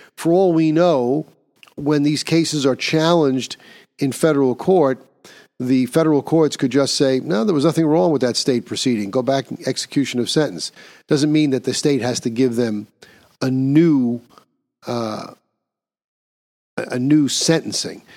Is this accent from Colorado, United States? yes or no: no; New York, United States; my home state of New York